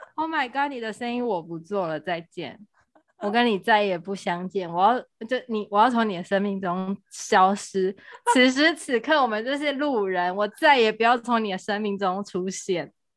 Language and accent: Chinese; Kaohsiung, Taiwan; 我们高雄